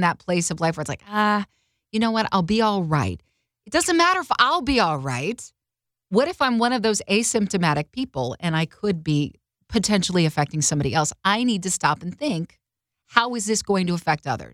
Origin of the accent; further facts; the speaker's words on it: Oklahoma, United States; Carter and I grew up in Oklahoma